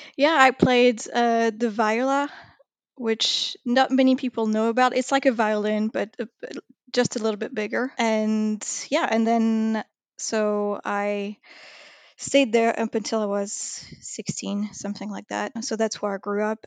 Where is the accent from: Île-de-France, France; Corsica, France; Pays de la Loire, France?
Île-de-France, France; Paris suburbs; Then I moved out, uh, to be in the suburb, but still very close to the city